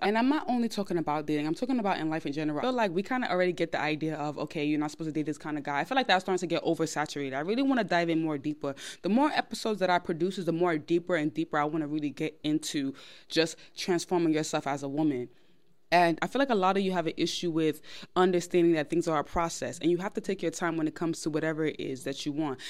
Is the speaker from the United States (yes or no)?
yes; New York, United States; I'm of Nigerian background. I was born in New York